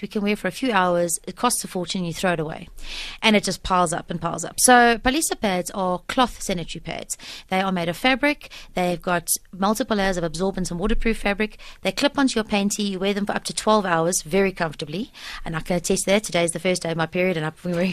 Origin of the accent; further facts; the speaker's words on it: Germiston, Gauteng, South Africa; also born or lived in Volksrust; So I was born in Volcom, but I was raised in Germiston, And so I went to high school in Primrose as well